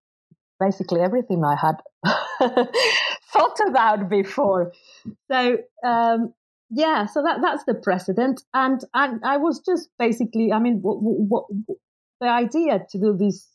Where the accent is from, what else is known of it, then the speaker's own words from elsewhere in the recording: Mexico; although I grew up in Mexico, I'd done my undergrad and graduate studies abroad